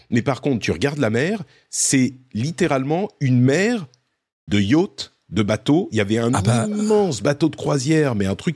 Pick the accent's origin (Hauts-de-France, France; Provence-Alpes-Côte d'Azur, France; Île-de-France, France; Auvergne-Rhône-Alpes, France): Provence-Alpes-Côte d'Azur, France; Cannes; je suis originaire de Cannes, je suis totalement d'accord, Patrick.